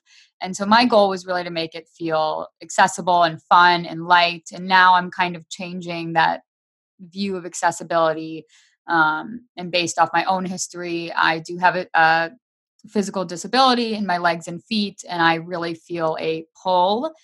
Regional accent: Michigan, United States; now in Las Vegas, United States; I currently live in Las Vegas. However, I'm from Michigan. I grew up in Michigan and I miss it all the time.

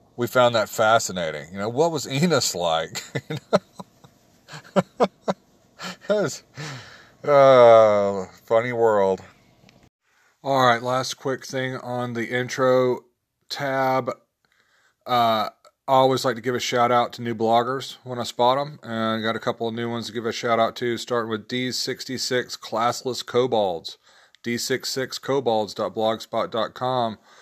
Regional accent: the South, United States; growing up in the South

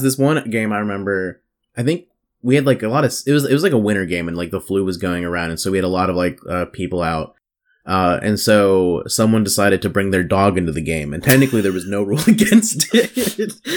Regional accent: the South, United States; growing up in the South, growing up around the church

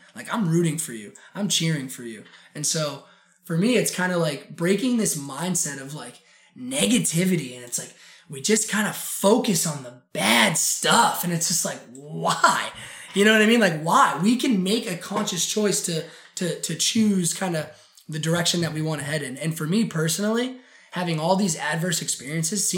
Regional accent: Portland, Maine, United States; also born or lived in Sacopee Valley, Maine / Oregon; I grew up in Portland, Maine, and having gone to Riverton Elementary School and Lincoln Middle School

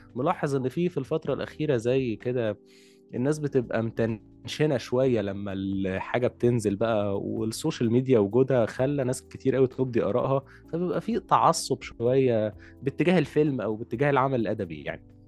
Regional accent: Egypt; عندنا في مصر

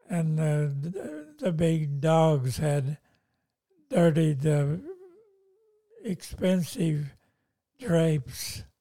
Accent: Lebanon; moved away as an adult; now in Australia; I'm coming from Lebanon and I was a pastor of a church there and we lost everything there in Lebanon.

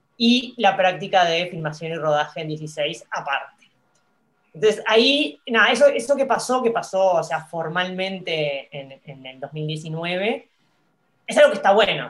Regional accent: Uruguay; somos poquitos los, uruguayos

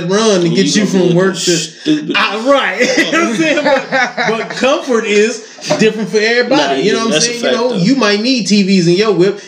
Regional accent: Detroit, Michigan, United States; I'm from Detroit, and I know niggas that have never left Detroit.

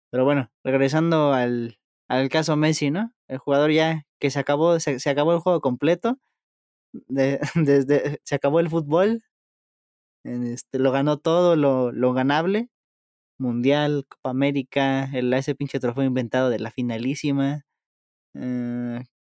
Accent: Mexico; a lo mejor uno como mexicano, no sé, ya le gusta su liga

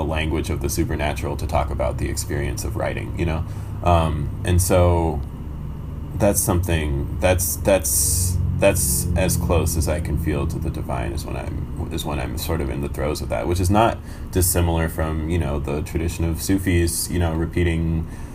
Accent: United States; also born or lived in Iran; I came to America when I was 2.5, but I was born in Iran

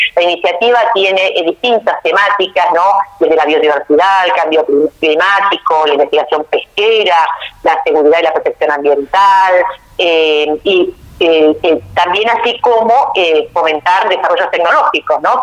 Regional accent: Argentina; hemos vivido nosotros como argentinos y como argentinas

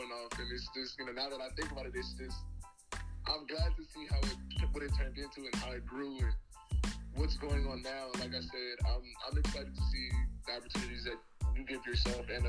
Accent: Inglewood, California, United States; moved away; also born or lived in Las Vegas, Nevada / Eastern New Mexico; I'm from Inglewood, California. I was raised there. I was born in Las Vegas, Nevada. My mom and I moved to Inglewood when I was like 3

